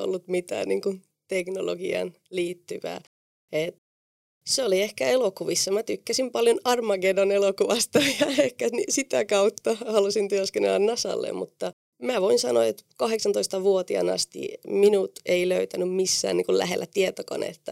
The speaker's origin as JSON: {"language": "Finnish", "country": "Spain", "tie": "born or raised there", "also_born_or_lived": "Oulu, Finland", "second_language": "Finnish", "moved": "as an adult", "lives_now": "Finland", "said": "minähän olin lapsena neljä vuotta Suomessa ja minulla oli mahtava kokemus täällä ja perheeni päätti muuttaa takaisin Espanjaan ja tietenkin mä olin silloin 14-vuotias"}